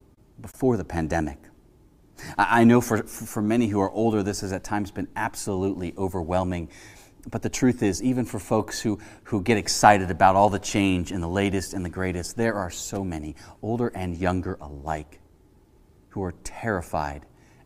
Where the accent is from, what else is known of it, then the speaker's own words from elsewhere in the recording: Cincinnati, Ohio, United States; I spent a summer in college as an intern for the youth group at the Presbyterian Church I grew up in Cincinnati, Ohio.